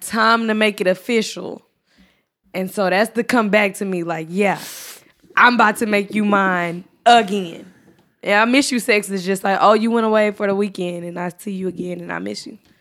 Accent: Texas, United States; moved away; I'm from Texas

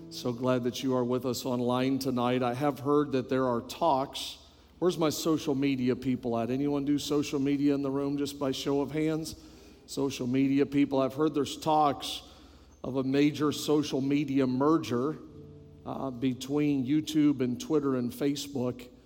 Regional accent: New Brunswick, Canada; born there; also born or lived in British Columbia / Quebec; when I tell people that I am from Canada, almost every time they will ask me which part, and I always tell them my whole body. Um, I was born on the East Coast, New Brunswick, just above Maine.

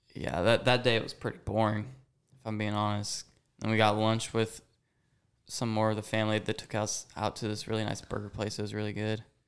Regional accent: Kansas City, Missouri, United States; I am from Kansas City, Missouri

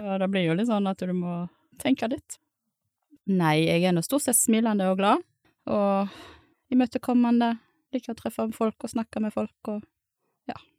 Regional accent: Sagvåg, Vestland, Norway; Presiserer at jeg kommer fra Sagvåg, ikke fra Stord.

